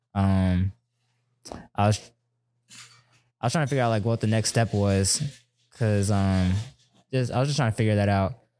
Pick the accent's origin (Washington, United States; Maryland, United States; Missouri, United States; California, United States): Maryland, United States; moved away as an adult; also born or lived in Germany / Texas; we came to Maryland. I stayed there from, since I was two to eighteen